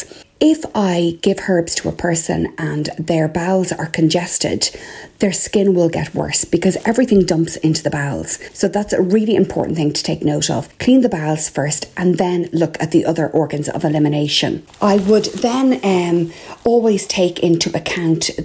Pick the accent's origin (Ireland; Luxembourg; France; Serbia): Ireland; I'm …